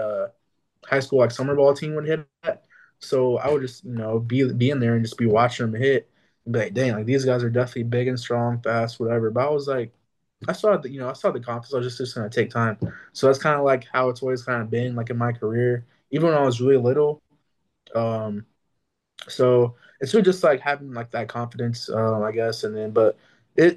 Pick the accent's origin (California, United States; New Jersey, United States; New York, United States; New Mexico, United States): New Mexico, United States; growing up in New Mexico